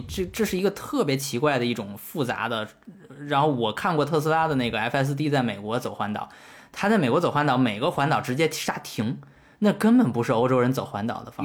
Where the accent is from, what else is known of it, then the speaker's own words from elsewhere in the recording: China; 咱们作为中国人